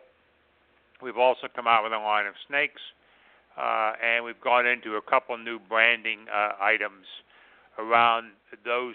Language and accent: English; Philadelphia, Pennsylvania, United States; I grew up in the Philadelphia area, and I played sports all my life.